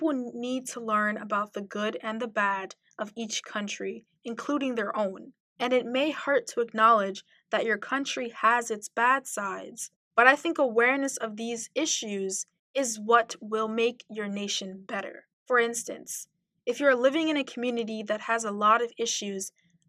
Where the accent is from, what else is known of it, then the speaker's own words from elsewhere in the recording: Mali; now in United States; I love the United States as a country that I immigrated to, and I love my home country of Mali